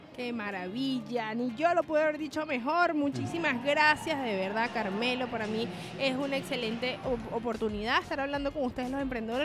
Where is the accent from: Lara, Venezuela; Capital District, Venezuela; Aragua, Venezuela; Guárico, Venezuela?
Aragua, Venezuela; Maracay; moved away; Yo soy de Maracay